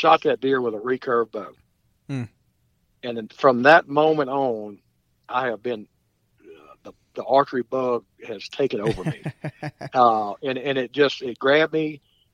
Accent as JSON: {"language": "English", "town": "St. Francisville", "region": "Louisiana", "country": "United States", "tie": "born or raised there", "also_born_or_lived": "Clinton, Louisiana", "said": "I grew up hunting on Cat Island in West Louisiana, St. Francisville area"}